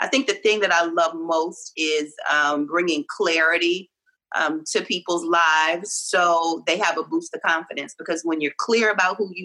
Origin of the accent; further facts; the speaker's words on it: Reidsville, North Carolina, United States; I'm from North Carolina. I'm from Reidsville, which is near Greensboro